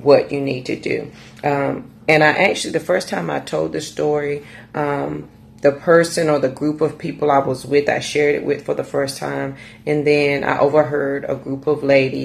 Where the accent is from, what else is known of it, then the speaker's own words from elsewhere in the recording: Raleigh, North Carolina, United States; I'm from Raleigh, North Carolina